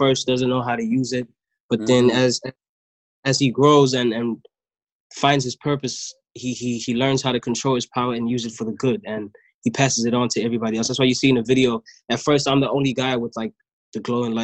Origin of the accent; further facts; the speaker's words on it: Durban, KwaZulu-Natal, South Africa; also born or lived in Johannesburg; I was born in Joburg, but I was raised in Durban